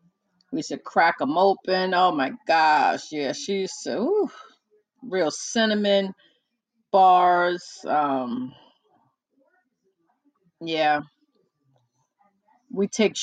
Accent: New York, United States; now in New Jersey, United States; I was born and raised in New York, in the Bronx, New York, but my parents are from Puerto Rico

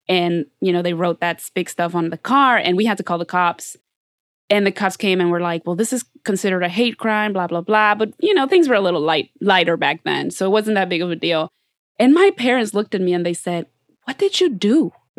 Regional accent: United States; You know, so no, but I'm saying, like, I grew up being the only Mexican girl most of t

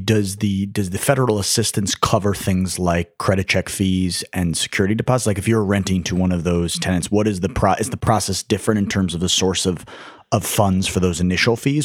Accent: New York City, New York, United States; I was from New York

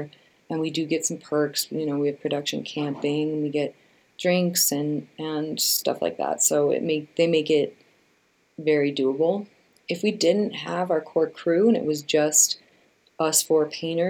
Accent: Chicago, Illinois, United States; I grew up in the Midwest, I grew up in Chicago

